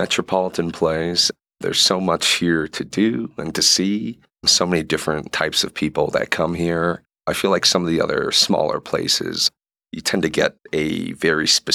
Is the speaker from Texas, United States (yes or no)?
no; Chicago, Illinois, United States; moved away as an adult; also born or lived in Brooklyn, New York; now in Mexico City, Mexico; I am from Chicago originally. Grew up outside of Chicago, lived there for a good majority of my life, and then I moved to New York, and I've been in Brooklyn for just about a decade now.